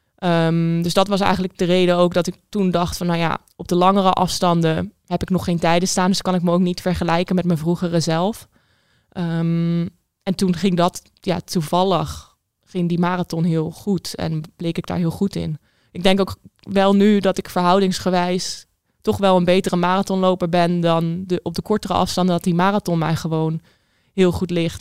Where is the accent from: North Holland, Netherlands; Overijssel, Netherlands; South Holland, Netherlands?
South Holland, Netherlands; Rijswijk; now in Arnhem, Netherlands; Ik ben opgegroeid in Rijswijk